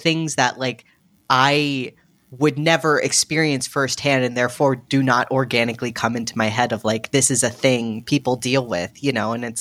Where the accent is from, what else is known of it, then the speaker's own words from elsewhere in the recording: United States; an American who's lived here forever